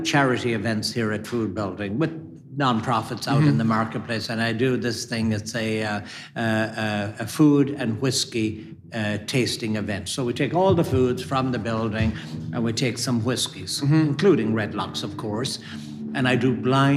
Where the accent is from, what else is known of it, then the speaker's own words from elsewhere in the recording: Ballyhaunis, Connacht, Ireland; moved away as an adult; also born or lived in Minneapolis; where I grew up in Ballyhonnison, County Mayo.